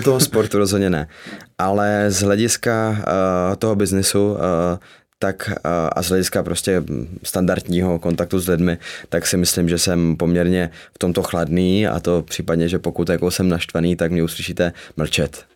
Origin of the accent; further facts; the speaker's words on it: Zlín, Zlín Region, Czechia; ve Zlíně, s kama pocházím